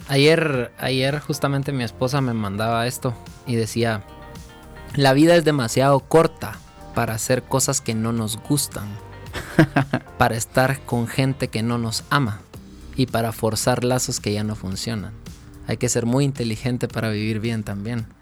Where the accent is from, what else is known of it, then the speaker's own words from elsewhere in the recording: Guatemala; moved away as an adult; also born or lived in Los Angeles; paré regresando a Guatemala a formar mi verdadero sueño siete años después